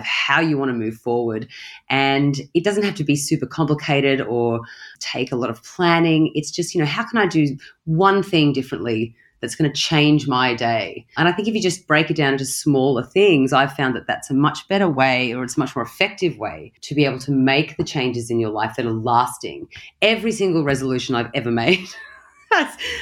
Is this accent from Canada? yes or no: no; Australia; moved away; also born or lived in London / Bali; I am from Australia, but I am a citizen of the world. I've lived in London. I've lived in Bali